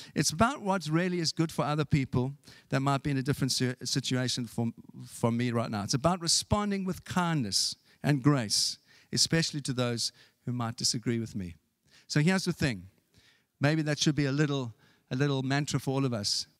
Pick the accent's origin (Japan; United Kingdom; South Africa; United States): South Africa; moved away; when I was growing up in South Africa